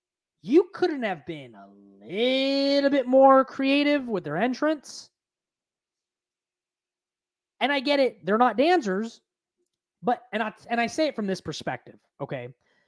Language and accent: English; West Coast, Bay Area, California, United States; I'm a millennial. I grew up on hip hop. Some of my favorite artists, I'm from the West Coast, Bay Area influence … old school.